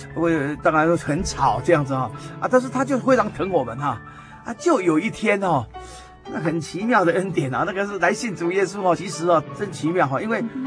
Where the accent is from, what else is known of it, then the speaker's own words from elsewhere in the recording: Taipei, Taiwan; 小时候我就出生在台北市嘛，啊。嗯哼。啊，那台北，啊，当时当然还不繁华哈，啊，那我父亲又是在台北市教育局服务哈，是个公务员哈